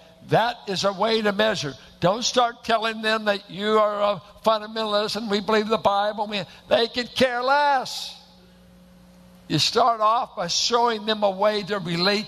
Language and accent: English; Richmond, California, United States; R&B on KDIA. And I went to a church that looked like it was planted in the hills of Oklahoma. Bunch of Arkies and Midwesterners in South Richmond